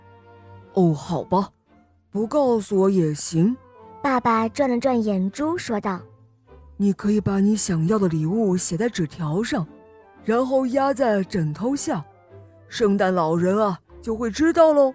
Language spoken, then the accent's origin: Chinese; Xiamen, Fujian, China; 我今年四岁半了，我来自厦门